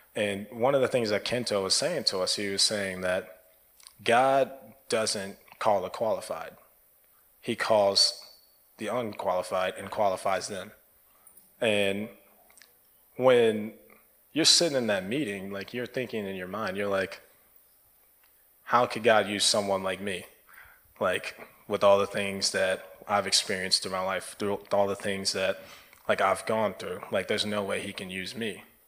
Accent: United States; I'm American

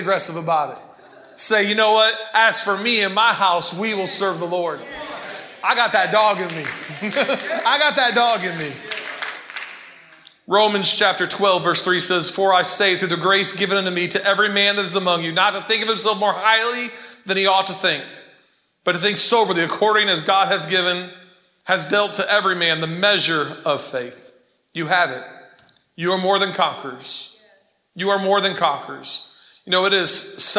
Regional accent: Ypsilanti, Michigan, United States; grew up in Ypsilanti in Prospect Park.

